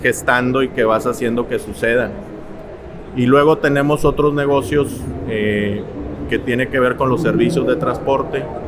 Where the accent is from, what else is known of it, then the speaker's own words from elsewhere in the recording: Monterrey, Nuevo León, Mexico; soy montano de nacimiento, de mamá tamaulipeca, de padre regiomontano. Crecí, estudié en Monterrey